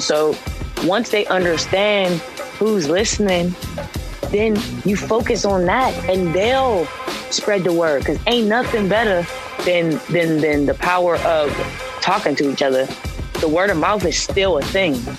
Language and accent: English; Pittsburgh, Pennsylvania, United States; I'm from Pittsburgh